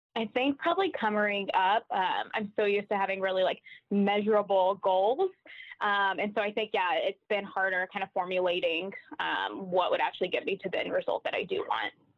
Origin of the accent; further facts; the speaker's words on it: Nashville, Tennessee, United States; moved away as an adult; now in Kansas City, United States; Born and raised in Nashville, but been in Kansas City for about seven years